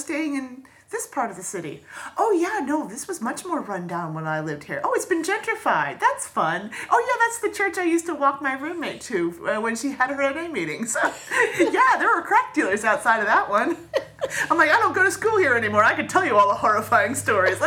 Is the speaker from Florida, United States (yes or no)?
yes; Florida, United States; moved away; Florida. Ah, my home state